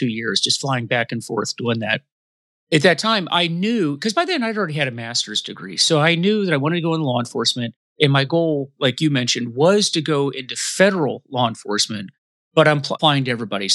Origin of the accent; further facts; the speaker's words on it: Tampa Bay area, Florida, United States; Where I grew up in the Tampa Bay area, like I mentioned, it was a retirement community.